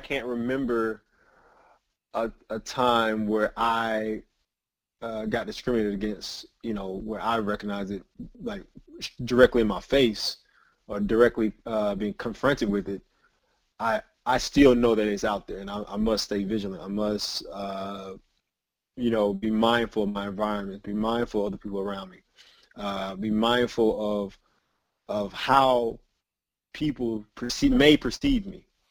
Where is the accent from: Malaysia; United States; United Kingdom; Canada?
United States; Georgia; growing up in Georgia